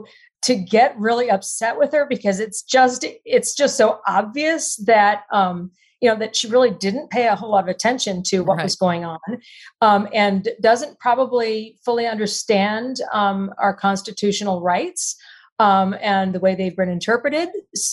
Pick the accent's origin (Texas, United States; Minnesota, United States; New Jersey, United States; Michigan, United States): Texas, United States; You know, I'm in Texas and I grew up just outside Austin in a very small town.